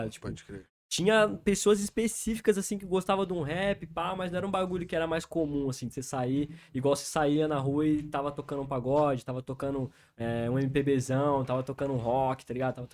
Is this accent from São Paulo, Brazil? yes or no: yes; Avaré, São Paulo, Brazil; moved away as an adult; now in São Paulo, Brazil; Eu nasci no interior, nasci em Avaré, mano. Interiorzão de São Paulo mesmo, umas 4 horas da capital, mais ou menos. E eu vim morar na capital em 2017.